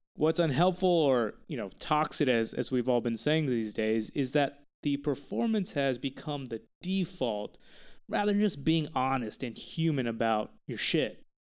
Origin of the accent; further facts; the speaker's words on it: Texas, United States; I'm from Texas